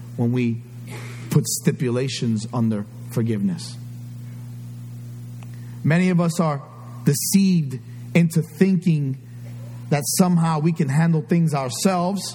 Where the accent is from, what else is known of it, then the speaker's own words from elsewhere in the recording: New York City, New York, United States; I grew up in New York City. A lot of stuff happened that I can't forget. The Bronx is in me.